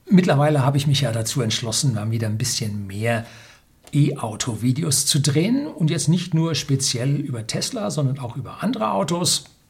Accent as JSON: {"language": "German", "country": "Germany", "said": "bei uns in Deutschland"}